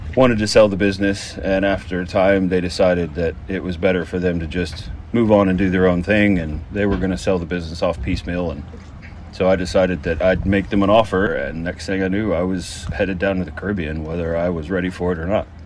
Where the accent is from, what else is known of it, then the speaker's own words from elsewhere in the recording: Fort Worth, Texas, United States; moved away as an adult; now in British Virgin Islands; I grew up in Texas in Fort Worth